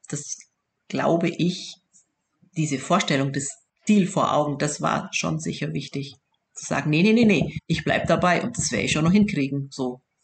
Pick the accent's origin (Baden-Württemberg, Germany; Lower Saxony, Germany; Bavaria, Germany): Bavaria, Germany; accent: Southern German, rolled R; also born or lived in Augsburg; Das hört man auch am rollenden R. da, erkennt, da erkennt man uns Süddeutsche immer un, äh, wirklich unverkennbar